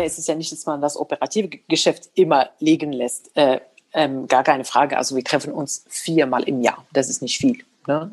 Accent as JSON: {"language": "German", "country": "Morocco", "tie": "born or raised there", "moved": "yes", "lives_now": "Germany", "said": "da wo ich aufgewachsen bin, es war egal, ob man Frau oder Mann ist, man studiert Mathematik und man wird Ingenieur. Also in Marokko wird das echt nicht unterschieden"}